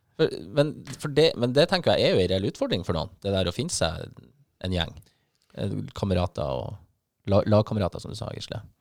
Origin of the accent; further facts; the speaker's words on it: Bodø, Nordland, Norway; also born or lived in Bergen; så er jeg bodøværing